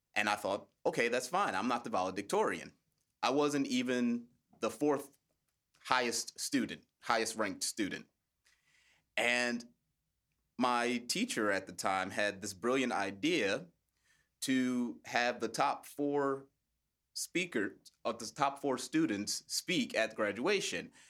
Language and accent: English; United States; As an American speaker